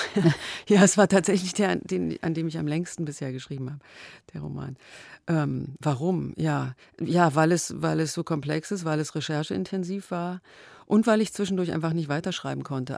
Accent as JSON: {"language": "German", "country": "Germany", "tie": "born or raised there", "said": "ich bin in der DDR aufgewachsen"}